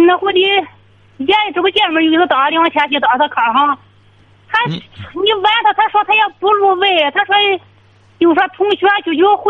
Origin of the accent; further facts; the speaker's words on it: Shanghe, Shandong, China; 我是商河的。